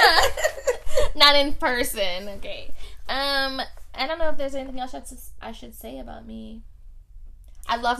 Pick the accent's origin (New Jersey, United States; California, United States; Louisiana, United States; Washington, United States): Louisiana, United States; New Orleans; I am from New Orleans.